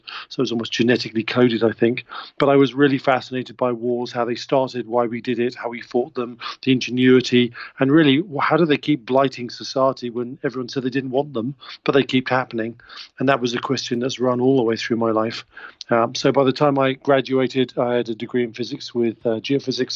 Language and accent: English; England, United Kingdom; I'm English. I was brought up in England